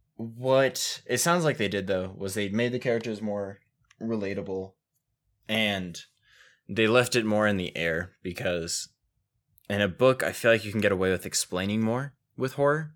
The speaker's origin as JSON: {"language": "English", "country": "United States", "said": "I am an American"}